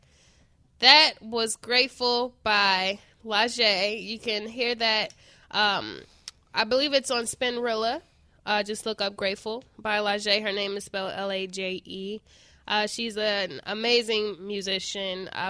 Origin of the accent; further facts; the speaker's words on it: Chicago, Illinois, United States; I'm from Chicago.